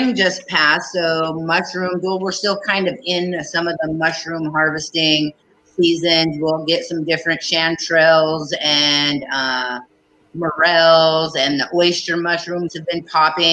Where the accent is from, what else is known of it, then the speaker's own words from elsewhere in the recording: Prince of Wales Island, Alaska, United States; moved away as an adult; also born or lived in Saxman, Alaska; I grew up in the Haida village with the Kaigani people on Prince of Wales Island